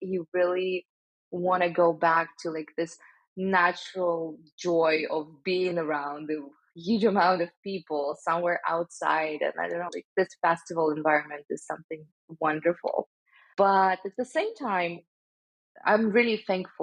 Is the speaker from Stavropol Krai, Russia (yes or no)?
yes; Stavropol, Stavropol Krai, Russia; moved away as an adult; also born or lived in St. Petersburg, Russia; now in United States; I was born in Stavropol. This is a small city in the Russian North Caucasus region